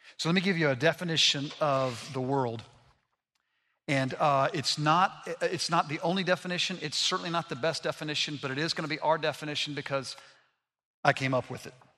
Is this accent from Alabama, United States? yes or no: yes; Montgomery, Alabama, United States; I grew up in Montgomery, Alabama